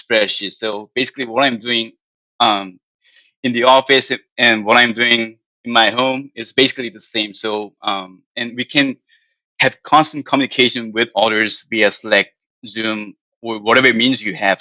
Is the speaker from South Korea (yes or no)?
yes; South Korea; English is a second language; moved away as an adult; now in United States; I'm from South Korea